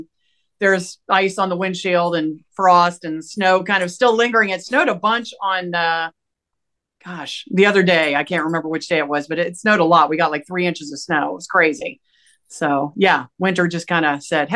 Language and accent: English; Appalachia, United States; moved away; I'm an Appalachian American woman